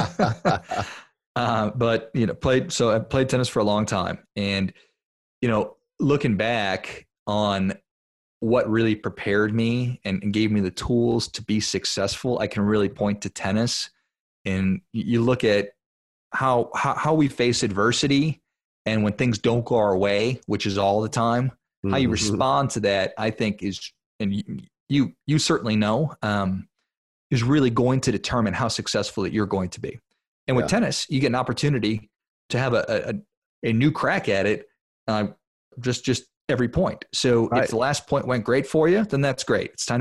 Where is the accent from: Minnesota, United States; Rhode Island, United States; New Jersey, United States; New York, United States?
Minnesota, United States; Duluth; I'm from Duluth, Minnesota, which if people aren't familiar with that, it's up there in northern Minnesota. It's a beautiful little town, super cold. And I grew up playing hockey